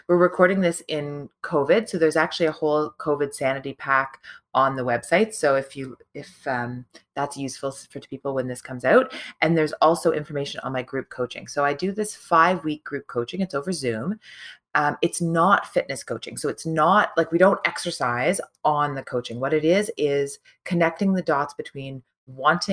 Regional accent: Toronto, Ontario, Canada; my hometown, Toronto

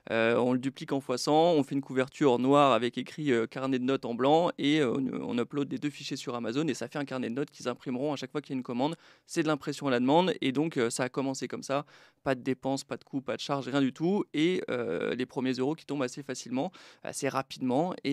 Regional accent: Brittany, France; now in Estonia; Donc j'ai quitté Troyes pour l'Estonie, mais je suis breton, j'ai pas mal déménagé

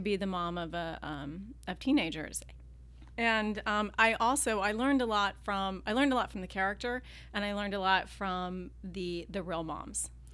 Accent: Virginia, United States; now in California, United States; I grew up in Virginia

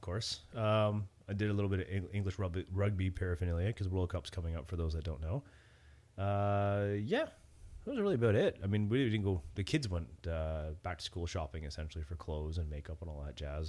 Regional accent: Cobourg, Ontario, Canada; where I grew up in Coburg

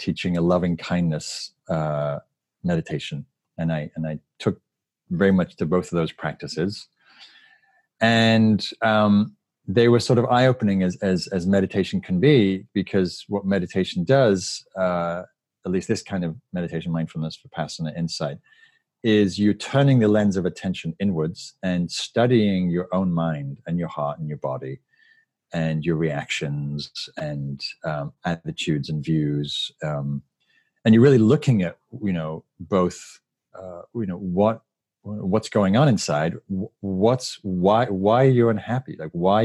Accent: the north of England, United Kingdom; moved away as an adult; also born or lived in London; now in United States; I grew up in Northern England in a working class neighborhood and moved to London.

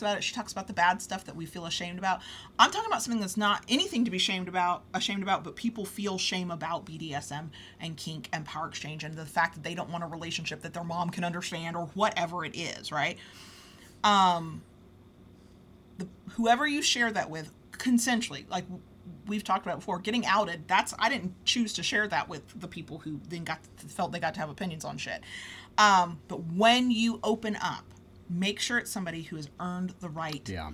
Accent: United States; accent: southern; Mississippi, North Florida drawl; my southern accent comes out more

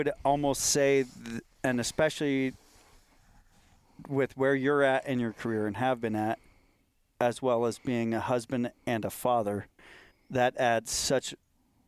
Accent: California, United States; growing up in California

